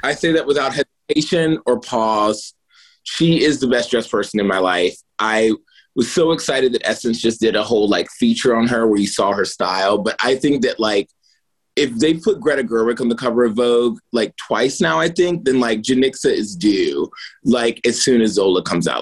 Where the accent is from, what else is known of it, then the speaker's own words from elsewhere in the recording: Martinsville, Virginia, United States; I'm from Martinsville, Virginia, so it's a big furniture town.